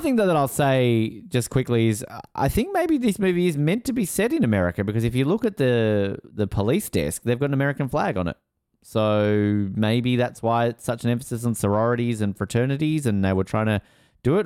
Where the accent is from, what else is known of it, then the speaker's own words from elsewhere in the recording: Australia; I am Australian